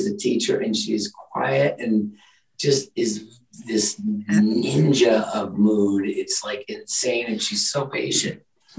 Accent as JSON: {"language": "English", "town": "Minneapolis", "region": "Minnesota", "country": "United States", "tie": "born there", "said": "I was born in Minnesota, Minneapolis area."}